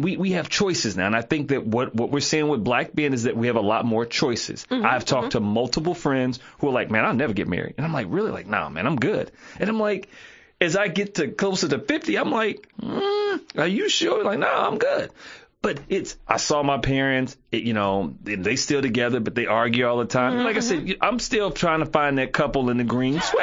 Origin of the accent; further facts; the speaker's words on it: Harlan County, Kentucky, United States; I'm from Harlan County